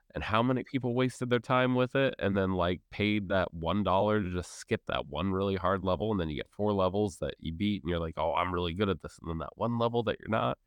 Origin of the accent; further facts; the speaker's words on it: United States; as an American